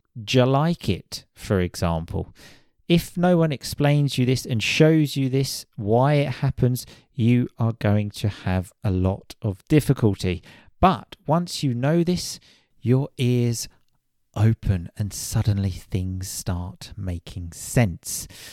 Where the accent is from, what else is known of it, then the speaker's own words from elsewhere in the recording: United Kingdom; I am British